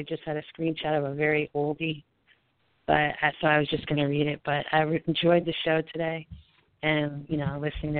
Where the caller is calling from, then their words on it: South Carolina, United States; I'm calling from South Carolina.